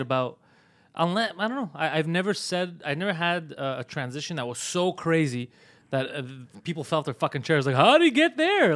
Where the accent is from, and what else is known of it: Montreal, Quebec, Canada; born or raised there